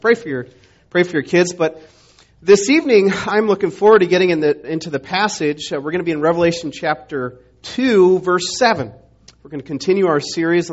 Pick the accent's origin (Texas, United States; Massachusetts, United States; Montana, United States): Montana, United States; moved away; I grew up in Montana